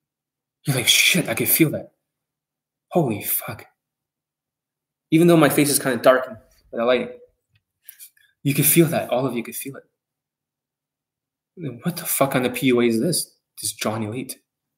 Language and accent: English; Vancouver, British Columbia, Canada; born there; And originally I was born here in Vancouver.